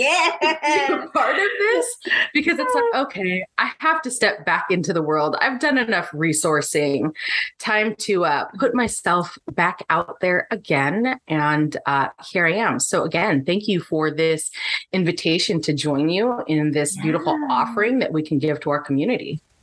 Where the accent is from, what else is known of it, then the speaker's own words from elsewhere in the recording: San Diego, California, United States; moved away as an adult; now in Menifee, United States; I grew up in San Diego. I am now in the Menifee area